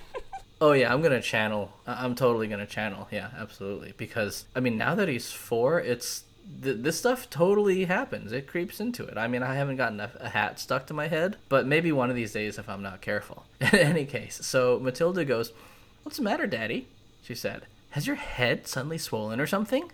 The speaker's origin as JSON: {"language": "English", "region": "New England", "country": "United States", "tie": "born or raised there", "said": "growing up in New England"}